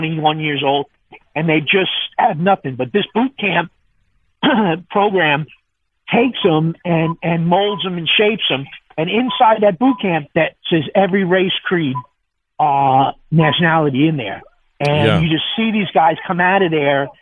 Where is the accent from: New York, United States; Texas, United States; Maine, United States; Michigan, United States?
New York, United States; New York City; now in Sewell, United States; I grew up in New York City